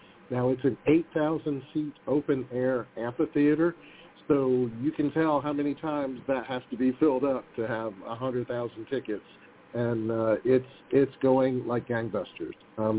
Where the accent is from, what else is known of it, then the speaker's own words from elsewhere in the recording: Huntsville, Alabama, United States; I'm from Huntsville, Alabama.